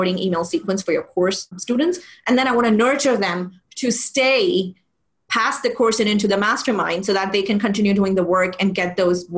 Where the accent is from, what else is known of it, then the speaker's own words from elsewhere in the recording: Pakistan; moved away as an adult; also born or lived in United Arab Emirates; born and brought up in Pakistan, but I moved to the UAE in 2007.